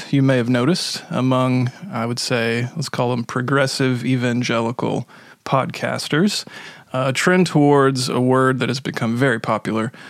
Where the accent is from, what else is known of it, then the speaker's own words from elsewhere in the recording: Milwaukee, Wisconsin, United States; we're from Milwaukee.